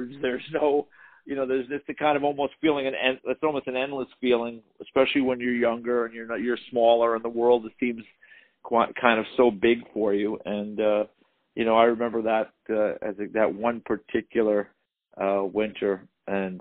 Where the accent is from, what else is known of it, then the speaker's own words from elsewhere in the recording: Westchester County, suburban New York, United States; I grew up in the New York, you know, area, suburban New York, Westchester County